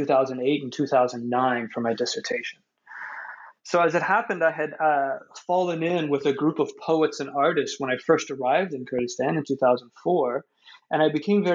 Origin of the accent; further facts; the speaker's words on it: United States; me as an American researcher in Iraq